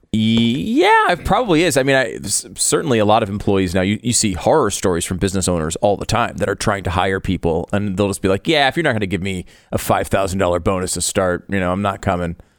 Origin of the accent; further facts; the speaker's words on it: Connecticut, United States; now in Texas, United States; I grew up in Connecticut.